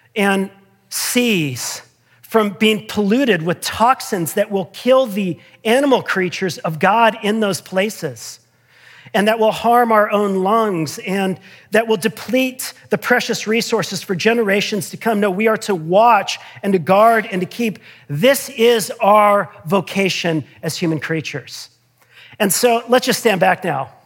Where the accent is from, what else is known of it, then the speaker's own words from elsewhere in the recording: United States; I'm trained and habituated as an American